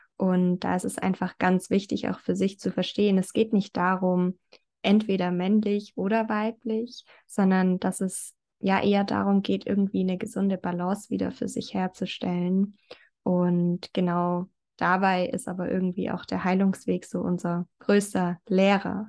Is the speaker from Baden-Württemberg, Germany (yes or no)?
yes; near Stuttgart, Baden-Württemberg, Germany; ich komme aus der Nähe von Stuttgart.